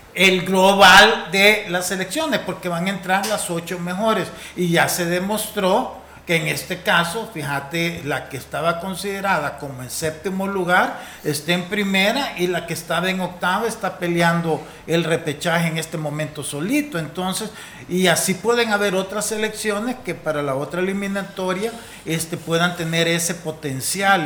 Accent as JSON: {"language": "Spanish", "country": "El Salvador"}